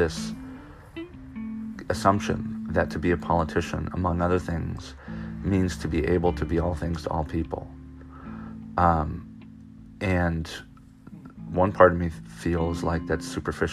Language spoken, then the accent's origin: English; Orange County, California, United States; moved away as an adult; now in Knoxville, Maryland, United States; I grew up in Orange County